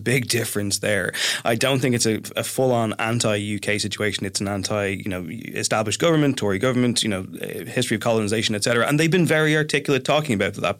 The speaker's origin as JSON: {"language": "English", "country": "Ireland", "said": "I am from the Republic"}